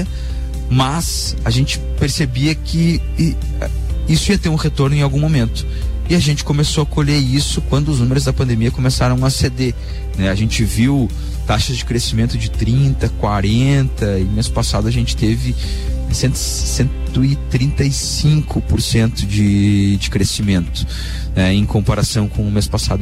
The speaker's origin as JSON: {"language": "Portuguese", "town": "Lages", "region": "Santa Catarina", "country": "Brazil", "tie": "born or raised there", "also_born_or_lived": "Itajaí / Londrina / Porto Alegre", "moved": "as an adult", "lives_now": "Balneário Camboriú, Brazil", "said": "eu sou um lagiano raiz. É... É, atualmente eu, eu saí de Lages, na verdade, em 2004 2005"}